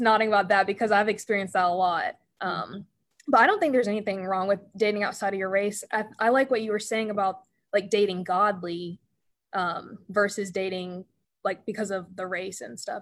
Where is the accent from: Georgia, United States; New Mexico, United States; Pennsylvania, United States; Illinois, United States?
Georgia, United States; Paulding County; in the south and especially where I was growing up in Paulding County